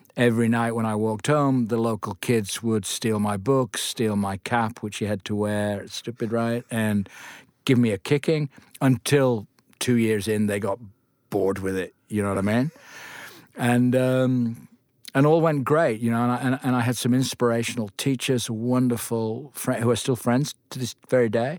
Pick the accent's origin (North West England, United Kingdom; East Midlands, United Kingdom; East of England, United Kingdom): North West England, United Kingdom; Lancaster; I grew up in Lancaster